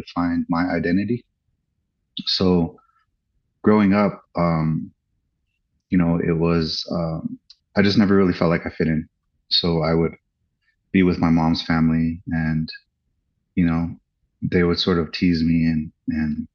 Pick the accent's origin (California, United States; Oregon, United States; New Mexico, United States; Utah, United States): New Mexico, United States; Santa Fe; I was born in New Mexico, in Santa Fe